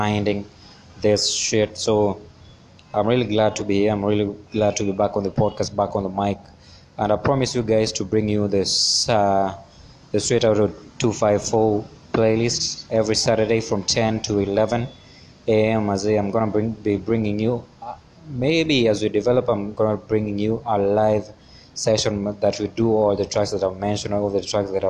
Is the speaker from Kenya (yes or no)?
yes; Kenya; as a Kenyan artist, as a Kenyan creative.